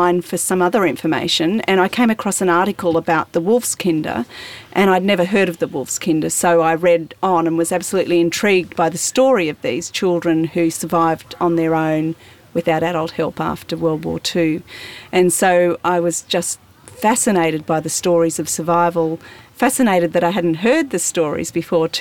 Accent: Central Victoria, Australia; I come from Central Victoria

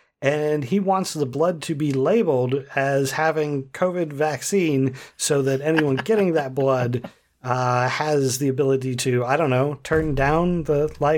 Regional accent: Ohio, United States; now in Pennsylvania, United States; I know I grew up in Ohio where if there's an open container with alcohol in the car

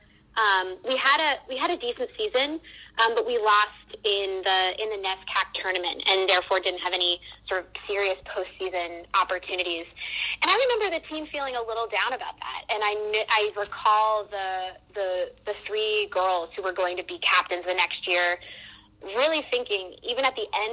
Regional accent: Wolfeboro, New Hampshire, United States; moved away as an adult; now in New York City, United States; I grew up in a really small town in New Hampshire called Wolfsboro, New Hampshire.

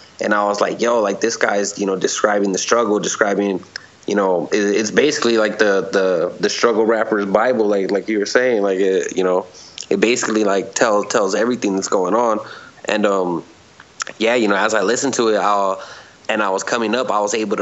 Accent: California, United States; growing up in the streets, growing up in California

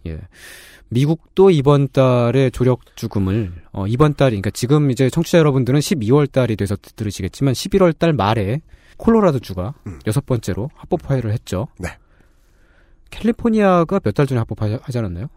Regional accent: Seoul, South Korea; 저는 상도동에서 태어났는데 달마산이라고 있습니다

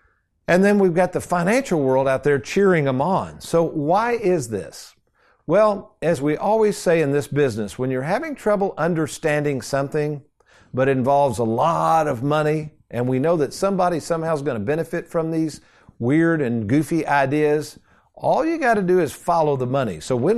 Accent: Lexington, United States; But the same house I grew up

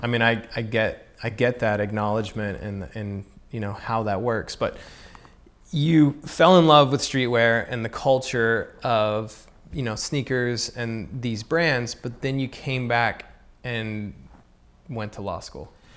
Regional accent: Southern United States, United States; I grew up in the Southern United States

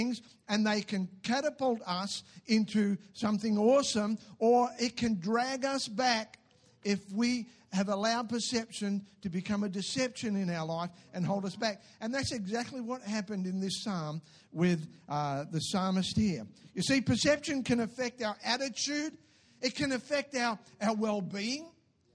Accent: Newcastle, New South Wales, Australia; moved away as an adult; also born or lived in Lower Hutt, Wellington, New Zealand; I was born in Newcastle in New South Wales

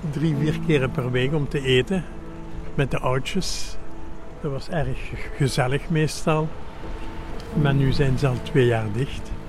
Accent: Maaseik, Flanders, Belgium; also born or lived in Bree / Paris / Nice / Montpellier; now in Brussels, Belgium; Ik ben geboren in Mazeik, dus ver van hier, verder kan niet in Vlaanderen.

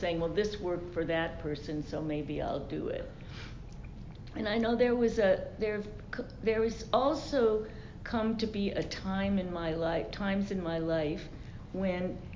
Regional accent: New York, United States; I'm from New York

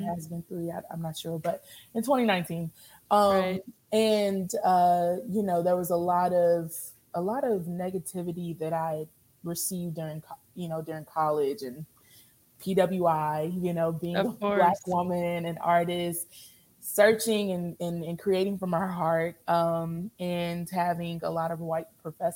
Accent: Louisville, Kentucky, United States; born and raised in Louisville, Kentucky. Shout out Louisville

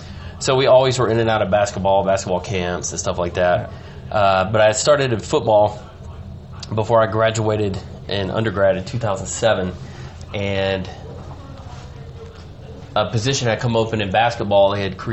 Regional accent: Anderson, South Carolina, United States; Anderson, South Carolina. It butts up right next to Clemson University.

